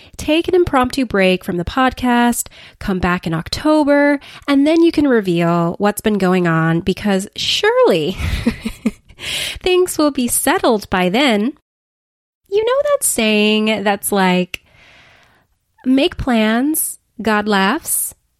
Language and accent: English; Los Angeles, California, United States; moved away as an adult; move cross-country back to L A, my hometown